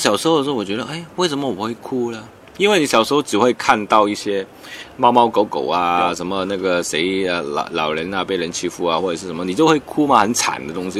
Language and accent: Chinese; Hong Kong; Chinese is a second language; 我系来自香港嘅导演